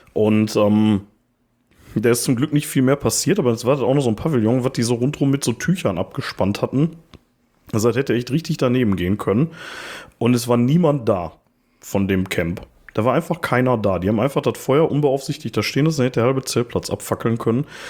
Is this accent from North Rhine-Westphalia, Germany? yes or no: yes; Ruhr area, North Rhine-Westphalia, Germany; wir kommen auch aus dem Ruhrpott